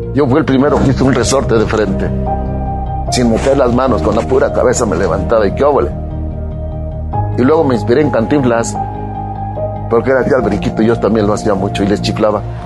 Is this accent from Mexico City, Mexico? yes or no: no; Puebla, Mexico; si yo soy poblano